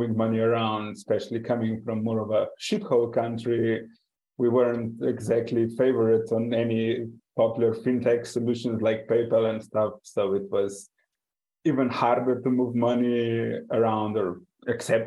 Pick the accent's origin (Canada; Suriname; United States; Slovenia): Slovenia; I am from Slovenia, but currently escaping the European winter in Mexico.